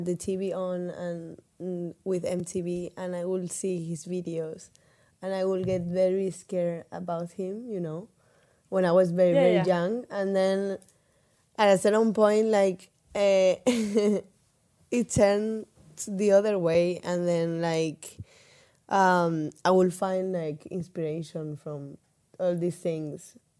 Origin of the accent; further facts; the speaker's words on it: Murcia, Region of Murcia, Spain; moved away as an adult; also born or lived in Milan; that's where I'm from.